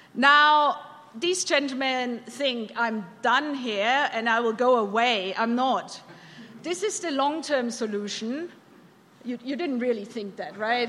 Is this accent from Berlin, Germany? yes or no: no; Bavaria, Germany; moved away as an adult; also born or lived in California / London, United Kingdom; now in Alberta, Canada; I'm born and bred in Bavaria